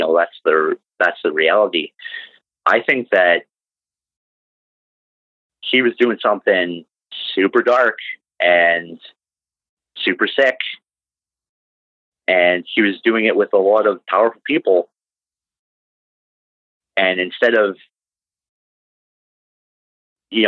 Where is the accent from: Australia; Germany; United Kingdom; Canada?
Canada; I'm from Canada